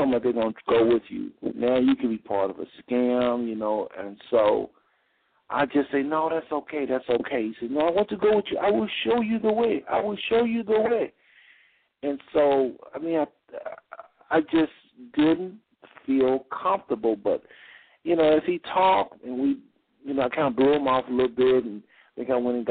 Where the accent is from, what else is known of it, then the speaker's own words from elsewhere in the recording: United States; I'm from the United States